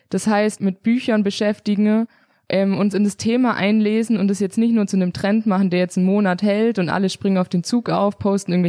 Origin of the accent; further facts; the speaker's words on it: Bavaria, Germany; Aber ich wollte halt so bayerisch, ich komme eigentlich auch aus Bayern, ich wollte so bayerisch wie möglich sein und ähm, halt unbedingt irgendwie dazugehören.